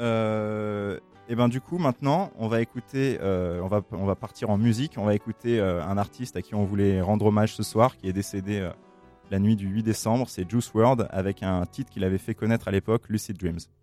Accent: France; je suis français

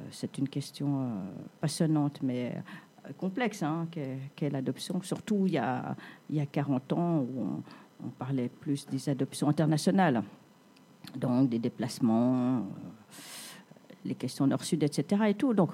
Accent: Geneva, Switzerland; also born or lived in Vietnam; moi je suis vietnamienne. D'accord. Mais à Genève depuis les années 70, donc depuis très très très très longtemps.

